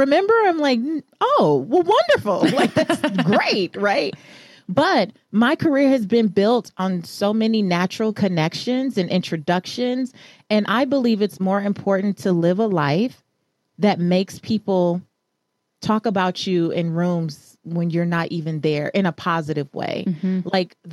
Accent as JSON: {"language": "English", "town": "Los Angeles", "region": "California", "country": "United States", "tie": "born or raised there", "said": "I am a Belizean American girl from South Central Los Angeles. I grew up in Leimert Park"}